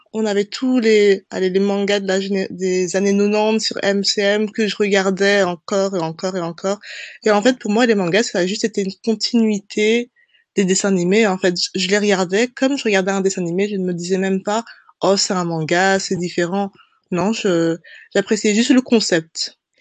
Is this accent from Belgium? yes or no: yes; Brussels, Brussels-Capital Region, Belgium; je suis bruxelloise, une petite belge, j'ai nègre, je suis née et j'ai grandi là-bas